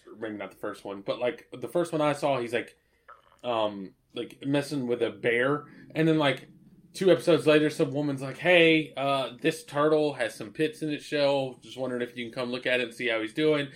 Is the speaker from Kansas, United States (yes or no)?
no; Asheboro, North Carolina, United States; We grew up in Asheboro